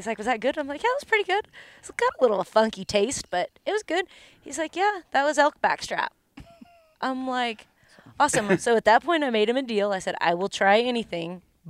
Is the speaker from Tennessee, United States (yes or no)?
no; Long Beach, California, United States; moved away; also born or lived in Oregon; So there again, I am a transplant. So I am from California, born. I know, you're surrounded. And tell them where. That would be Long Beach. Long Beach, California.